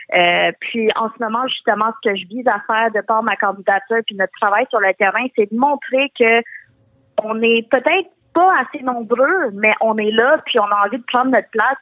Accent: Quebec, Canada; je suis née au Québec, mais euh, jusqu'à justement mon secondaire, le secondaire à 4 environ, je me suis jamais sentie québécoise ou d'ici

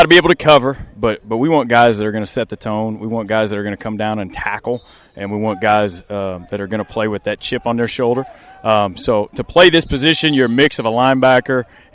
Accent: Kansas, United States; moved away as an adult; now in Norfolk, United States; a Kansas kid, growing up in the Midwest

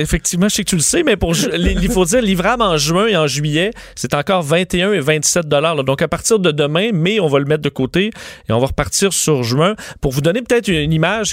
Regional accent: Canada; chez nous au Canada

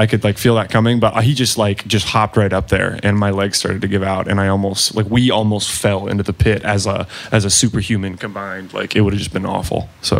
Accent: Cincinnati, Ohio, United States

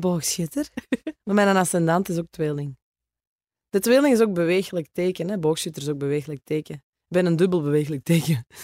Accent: Oevel, Flanders, Belgium; accent: Kempen; also born or lived in Geel / Antwerp / Vorselaar / Herentals; ik ben geboren in Geel. Mijn ouders hebben altijd in Oevel gewoond als ik dan ehm, ben opgegroeid

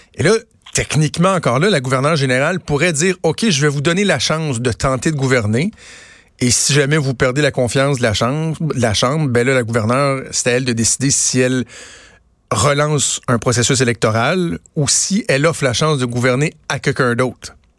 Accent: Quebec City, Quebec, Canada; moved away; je viens de Québec

